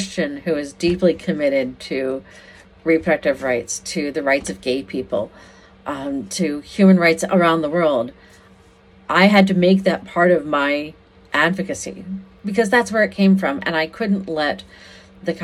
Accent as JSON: {"language": "English", "town": "Washington", "region": "District of Columbia", "country": "United States", "tie": "born or raised there", "said": "I grew up in the Episcopal Church here in D.C., and I went to the National Cathedral School"}